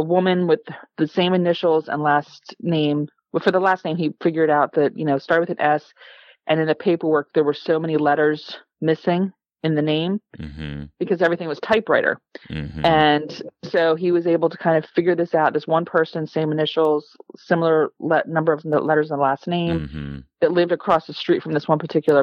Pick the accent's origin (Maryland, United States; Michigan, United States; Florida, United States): Maryland, United States; Calvert County; I grew up in Calvert County.